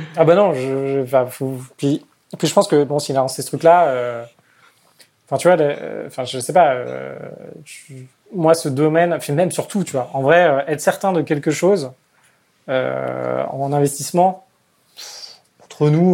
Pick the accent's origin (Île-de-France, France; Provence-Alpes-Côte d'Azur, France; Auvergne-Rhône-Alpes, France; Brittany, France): Île-de-France, France; Paris; je suis parisien, j'ai envie de rester à Paris